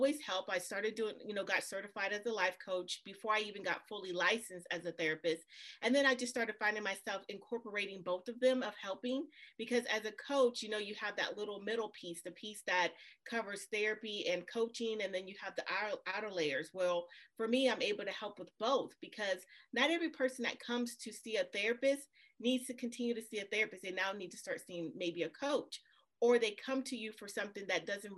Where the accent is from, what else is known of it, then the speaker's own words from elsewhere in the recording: New Orleans, Louisiana, United States; I'm originally from New Orleans